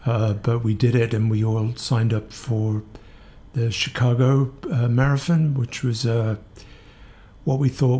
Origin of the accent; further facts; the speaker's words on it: Northampton, East Midlands, United Kingdom; moved away as an adult; also born or lived in Kingston; now in New York, United States; I am from a town called Northampton in the middle of England